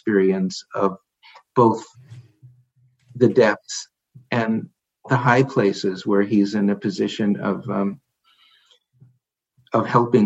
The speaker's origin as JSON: {"language": "English", "region": "New York", "country": "United States", "said": "being a New Yorker"}